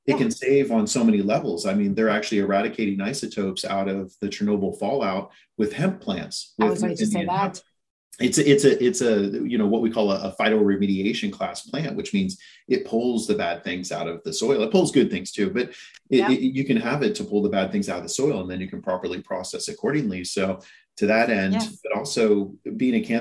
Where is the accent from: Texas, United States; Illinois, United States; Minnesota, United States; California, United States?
California, United States; San Francisco; born or raised there; moved away as an adult; also born or lived in Knoxville, Tennessee; now in Southern California, United States